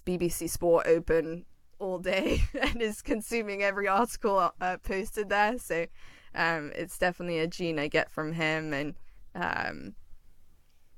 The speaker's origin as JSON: {"language": "English", "region": "London", "country": "United Kingdom", "tie": "born or raised there", "also_born_or_lived": "Pennsylvania", "moved": "as an adult", "lives_now": "Los Angeles, United States", "said": "growing up in London"}